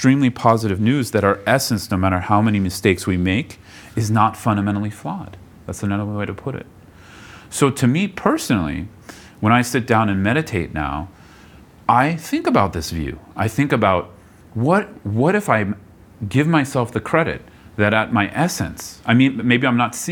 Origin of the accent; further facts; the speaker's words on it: Bay Area, California, United States; moved away; I grew up in the Bay Area